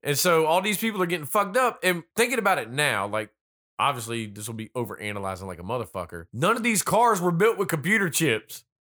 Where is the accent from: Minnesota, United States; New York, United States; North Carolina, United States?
North Carolina, United States; accent: little country accent; I'm originally born and raised in North Carolina.